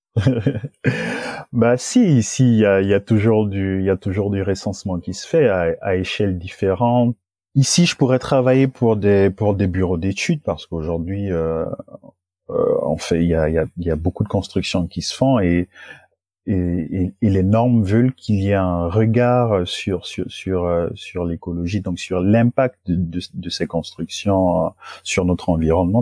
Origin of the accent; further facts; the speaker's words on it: Gabon; moved away as an adult; now in France; je suis originaire du Gabon et dans mon Gabon natal